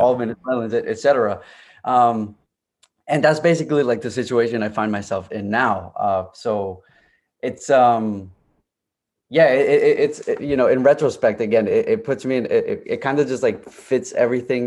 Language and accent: English; Clifton, New Jersey, United States; also born or lived in Union City, New Jersey / Cali, Colombia; I grew up basically in Clifton, uh, versus in Union City